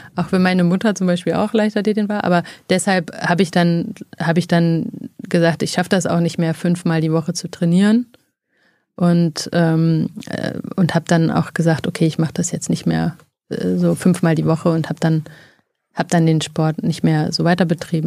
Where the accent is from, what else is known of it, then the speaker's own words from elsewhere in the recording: Freiberg, Saxony, Germany; also born or lived in Oldenburg; now in Berlin, Germany; ich bin in Oldenburg geboren und in Freiberg in Sachsen aufgewachsen